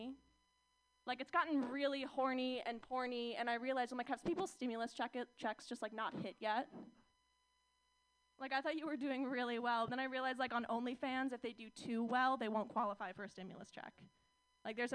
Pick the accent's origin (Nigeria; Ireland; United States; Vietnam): United States; Orange County, California; moved away; growing up in Orange County.